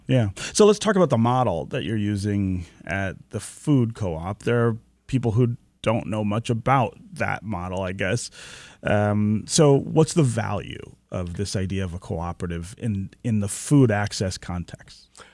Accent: Detroit, Michigan, United States; the neighborhood where I was born near Livernois and Grand River, uh, we lived on, uh, West Tuxedo Street over there

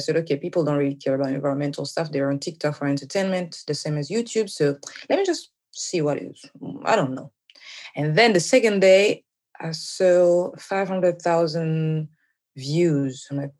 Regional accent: Kinshasa, DR Congo; moved away as an adult; now in Japan; I'm from Congo, Kinshasa

